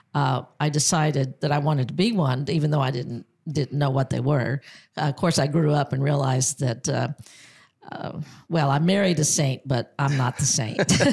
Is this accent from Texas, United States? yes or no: yes; Angleton, Texas, United States; now in Americus, United States; am from Texas. I was uh, born in um, Angleton, Texas, which was a small Texas town on the Gulf Coast